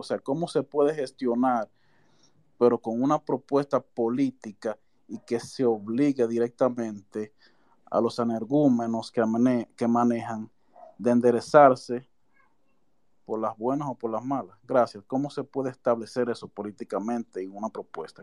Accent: Santiago de los Caballeros, Santiago, Dominican Republic; yo soy de Santiago

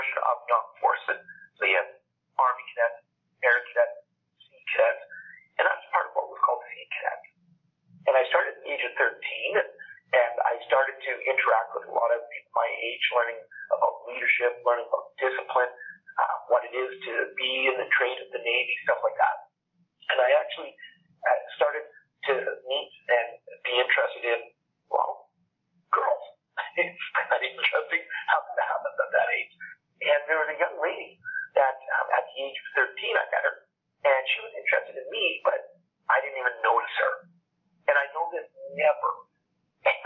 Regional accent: Alberta, Canada; when I was growing up, I'm from Canada. I live in a province called Alberta. And here we are very, very oil rich

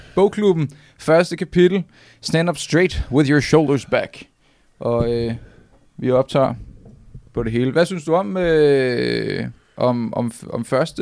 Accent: Nivå, Capital Region of Denmark, Denmark; jeg kommer fra Niveau, og jeg er øh, 12 år

